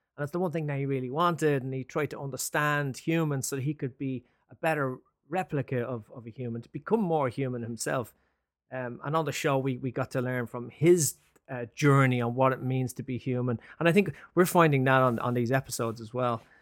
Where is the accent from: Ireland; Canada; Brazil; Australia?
Ireland; now in London, United Kingdom; I'm Irish